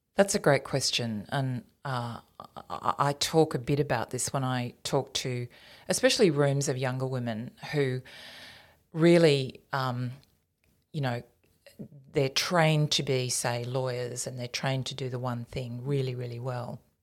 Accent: Tenterfield, New South Wales, Australia; moved away as an adult; also born or lived in Queensland / Canberra; I grew up in New South Wales

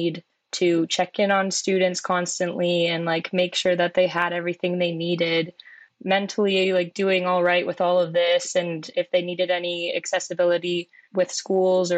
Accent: Oakville, Ontario, Canada; I grew up in Oakville, Ontario

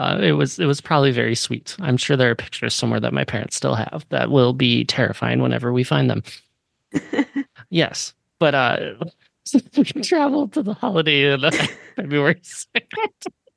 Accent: Sun Prairie, Wisconsin, United States; My hometown is the Groundhog Capital of the world.

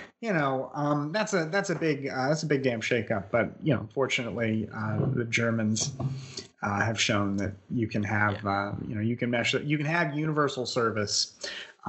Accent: United States; as an American

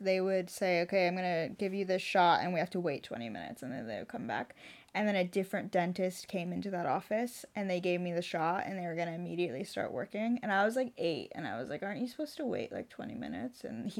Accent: Southern California, United States; I'm from Southern California.

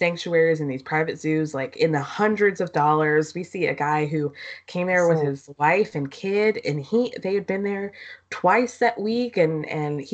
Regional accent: Georgia, United States; I grew up in Georgia.

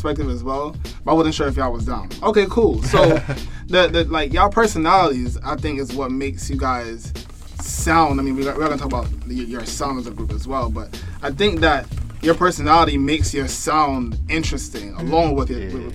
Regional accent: New York City, New York, United States; I'm from Flatbush

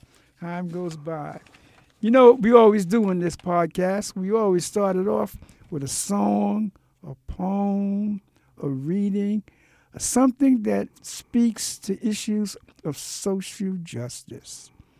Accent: New York City, New York, United States; as a young man growing up in the Marcy Projects in Brooklyn.

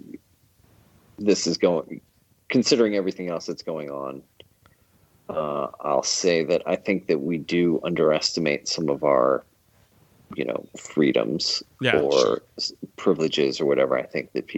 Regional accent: Philadelphia, Pennsylvania, United States; pretty much born and raised in Philadelphia area. I was born just outside of Philadelphia

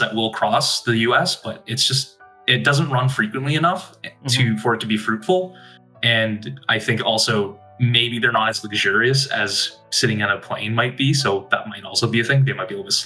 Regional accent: Toronto, Ontario, Canada; now in Detroit, United States; before Detroit, I'm from Toronto.

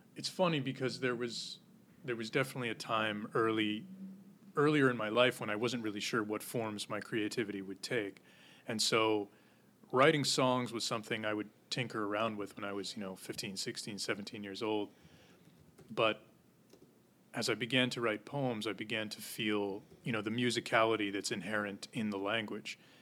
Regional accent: Goshen, New York, United States; moved away as an adult; now in Manhattan, United States; In a town called Goshen, New York, which is in the Hudson Valley

